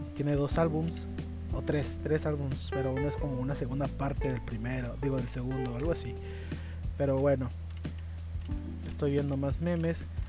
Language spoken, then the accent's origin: Spanish; Tijuana, Baja California, Mexico; en Tijuana, en Baja California, eh, de donde yo soy